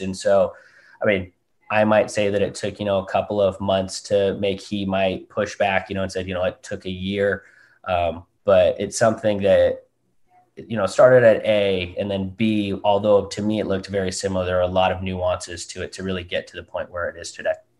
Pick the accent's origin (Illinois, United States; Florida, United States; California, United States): California, United States; Southern; also born or lived in Newport Beach / Seattle, Washington; now in San Francisco, United States; born and raised down in Southern California. Um, born up in Newport Beach.